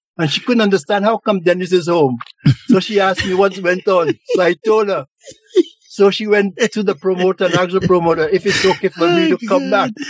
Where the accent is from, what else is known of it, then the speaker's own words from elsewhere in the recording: St. Lucia; now in Montreal, Canada; growing up in St. Lucia